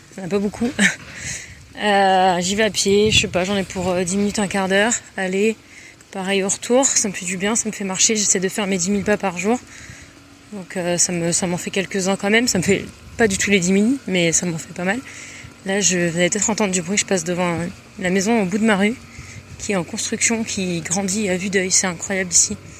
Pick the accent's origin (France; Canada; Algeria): France; south of France; moved away as an adult; now in San Jose, United States; je viens du sud de la France, euh, notamment un peu de l'arrière-pays